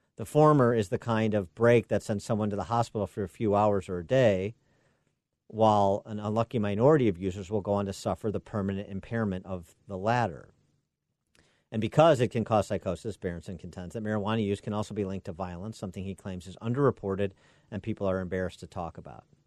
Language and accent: English; Illinois, United States; my home state of Illinois